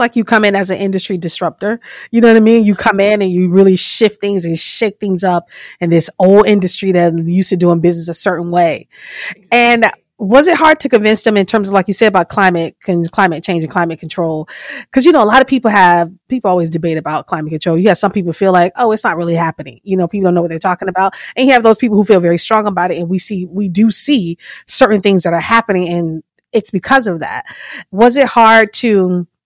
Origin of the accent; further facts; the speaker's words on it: Fort Lauderdale, Florida, United States; now in Maryland, United States; I'm from Fort Lauderdale. I grew up in Florida, Fort Lauderdale, Miami, that whole area.